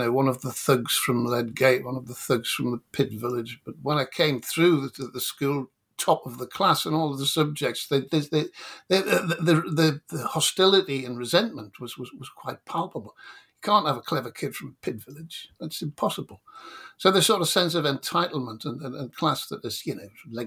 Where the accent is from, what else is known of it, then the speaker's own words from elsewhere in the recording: County Durham, North East England, United Kingdom; I was born in a mining village outside a steel town in County Durham